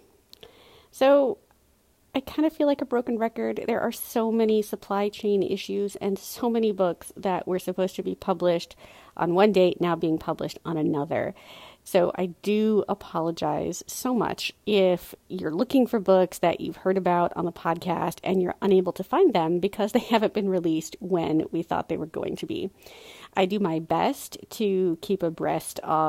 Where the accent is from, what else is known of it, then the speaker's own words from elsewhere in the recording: United States; born and raised here in the U.S.